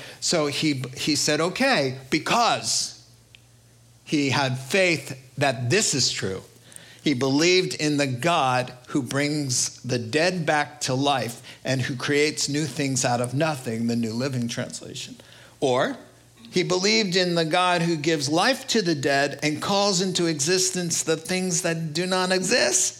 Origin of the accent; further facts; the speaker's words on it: New York, United States; I'm from New York. My dad's from Brooklyn